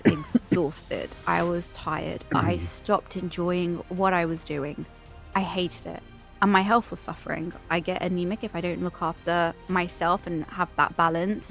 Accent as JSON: {"language": "English", "region": "London", "country": "United Kingdom", "accent": "British", "said": "I'm also from London."}